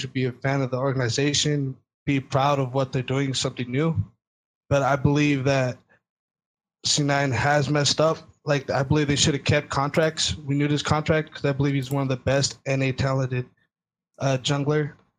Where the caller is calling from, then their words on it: Stockton, California, United States; Stockton, California.